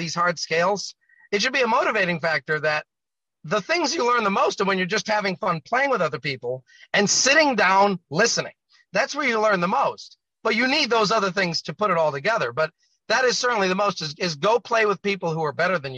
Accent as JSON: {"language": "English", "region": "Rhode Island", "country": "United States", "tie": "born or raised there", "said": "my home state of Rhode Island"}